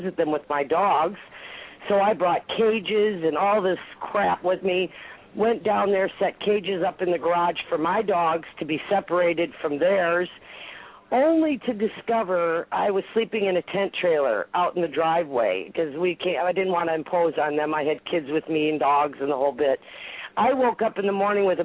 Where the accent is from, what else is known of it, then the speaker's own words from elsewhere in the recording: Detroit, Michigan, United States; moved away as an adult; also born or lived in Roseville, Michigan; now in Ontario, Canada; I grew up in Detroit